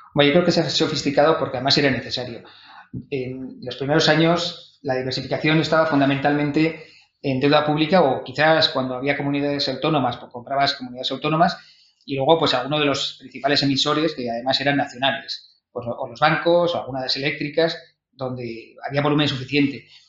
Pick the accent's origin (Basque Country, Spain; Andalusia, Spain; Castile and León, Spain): Basque Country, Spain; Vitoria-Gasteiz; also born or lived in Madrid; now in Barcelona, Spain; yo soy de Vitoria